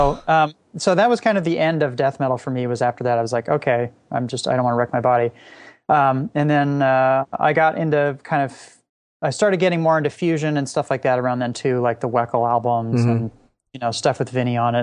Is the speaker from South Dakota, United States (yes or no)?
no; Laguna Beach, California, United States; I grew up in Southern California